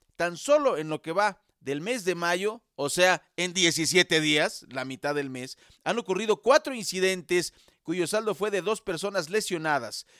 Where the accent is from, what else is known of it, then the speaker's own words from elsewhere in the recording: Mexico; somos mexicanos